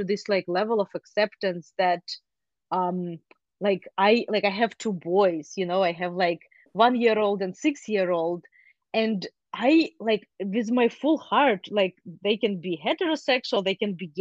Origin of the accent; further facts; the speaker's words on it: Ukraine; now in United States; I grew up in Ukraine